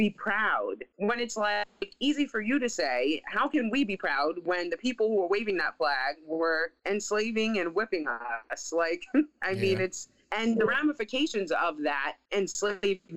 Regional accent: New York City, New York, United States; moved away; my hometown newspaper

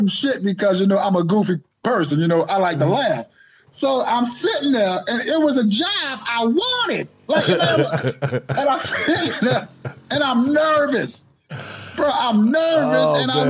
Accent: New Orleans, Louisiana, United States; Speaking of New Orleans, that's where I'm from

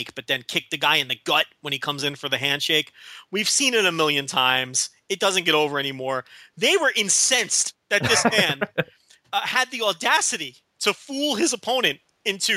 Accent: New Jersey, United States; I am from New Jersey.

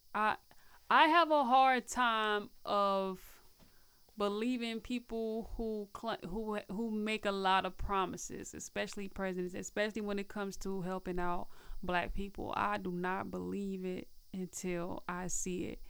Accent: Nashville, Tennessee, United States; moved away as an adult; also born or lived in Peoria / Illinois; now in Chicago, United States; I was raised in Nashville, Tennessee, elementary school

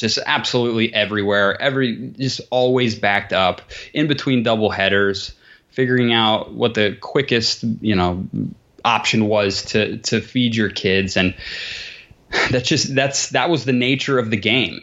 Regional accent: Columbus, Ohio, United States; also born or lived in New Jersey; I am in Columbus, Ohio, A K A the sea bus

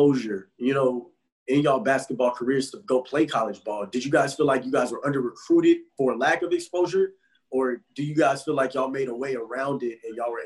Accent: Texas, United States; I'm from Texas

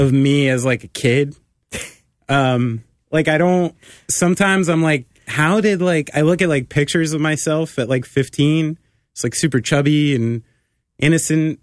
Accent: New Jersey, United States

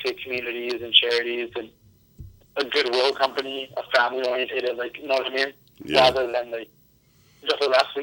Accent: Vancouver, British Columbia, Canada; I'm East Indian. My family's from... My parents are from Punjab and England and stuff, and I'm Canadian born and everything

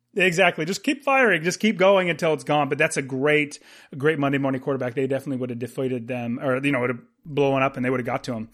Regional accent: United States; being an American

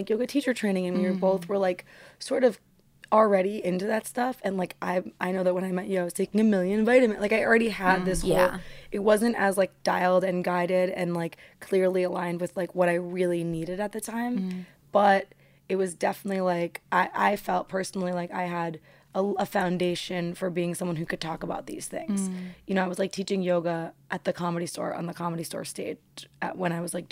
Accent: New York, United States; I grew up in New York in the 90s and 2000s

